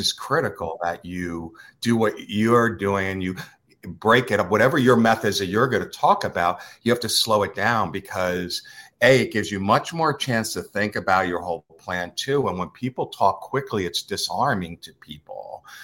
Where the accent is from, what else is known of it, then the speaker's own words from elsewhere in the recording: United States; accent: East Coaster; I'm a New Yorker, New Jersey-er